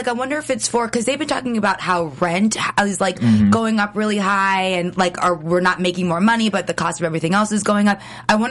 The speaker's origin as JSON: {"language": "English", "town": "Los Angeles", "region": "California", "country": "United States", "tie": "born or raised there", "said": "I grew up in the Valley."}